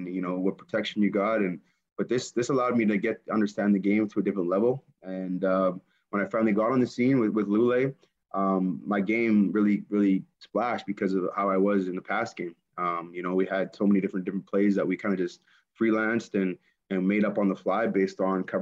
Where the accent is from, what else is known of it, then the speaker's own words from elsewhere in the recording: Winnipeg, Manitoba, Canada; Winnipeg, my hometown